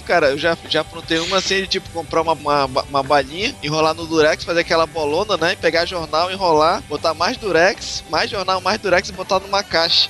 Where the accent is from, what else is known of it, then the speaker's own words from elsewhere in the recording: Fortaleza, Ceará, Brazil; quando eu era criança que em Fortaleza